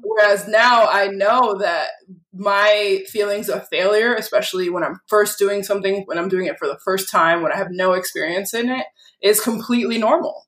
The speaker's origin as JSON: {"language": "English", "town": "Lynn", "region": "Massachusetts", "country": "United States", "tie": "born or raised there", "also_born_or_lived": "Peabody, Massachusetts", "said": "I grew up in Lynn"}